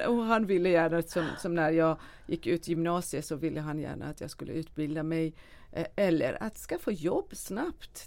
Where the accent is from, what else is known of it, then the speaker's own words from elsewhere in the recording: a small village outside Shiraz, Fars, Iran; moved away as an adult; also born or lived in Dubai; now in Sweden; jag föddes i en liten by utanför eh, storstaden Shiraz i Iran